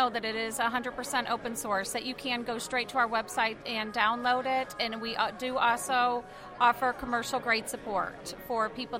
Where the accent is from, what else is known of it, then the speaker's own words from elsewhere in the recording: South Carolina, United States; South Carolina.